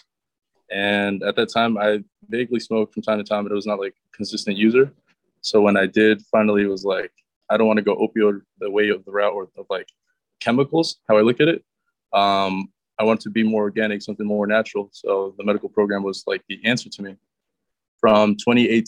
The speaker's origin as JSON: {"language": "English", "region": "Connecticut", "country": "United States", "tie": "born or raised there", "also_born_or_lived": "New Rochelle, New York", "said": "So then my parents moved to Connecticut in 2004. I was 8 years old, and from 8 years old up until 22, up until now, you know, I've been here in this kind of New Haven County area"}